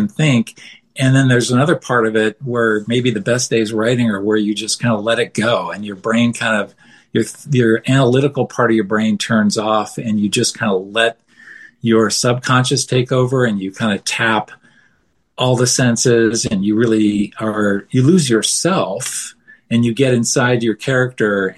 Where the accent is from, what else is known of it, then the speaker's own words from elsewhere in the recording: outside Boston, Massachusetts, United States; moved away as an adult; now in Denver, United States; I grew up outside Boston